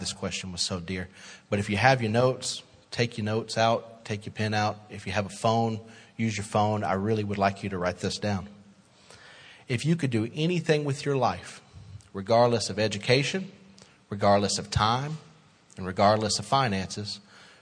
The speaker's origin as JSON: {"language": "English", "town": "Little Rock", "region": "Arkansas", "country": "United States", "tie": "born or raised there", "said": "born and raised in Little Rock"}